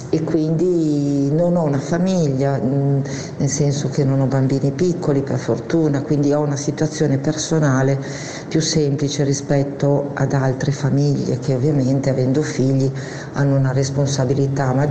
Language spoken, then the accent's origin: Italian; Crema, Lombardy, Italy; sono di Crema, in provincia di Cremone.